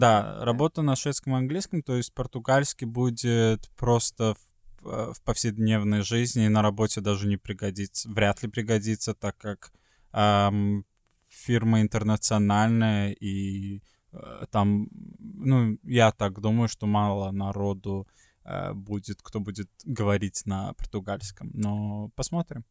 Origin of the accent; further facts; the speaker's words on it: Sweden; moved away; из Швеции